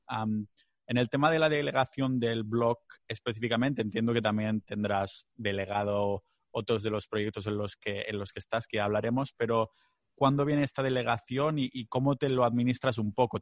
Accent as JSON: {"language": "Spanish", "region": "Catalonia", "country": "Spain", "accent": "Catalan-influenced", "second_language": "Spanish", "said": "Yo tengo que practicar aún muchísimo, muchísimo español, porque sigo, sigo metiendo catalanadas, me sigo liando con palabras, tengo un acento súper raro"}